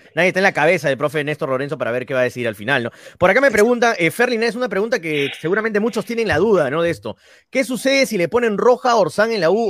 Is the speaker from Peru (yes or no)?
yes; Peru